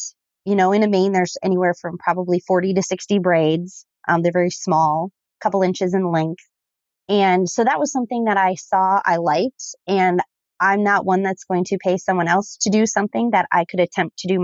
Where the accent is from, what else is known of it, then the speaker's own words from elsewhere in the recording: Southern Minnesota, United States; I am from Southern Minnesota